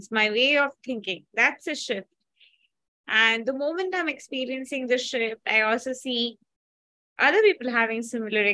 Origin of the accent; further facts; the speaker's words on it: India; I'm from India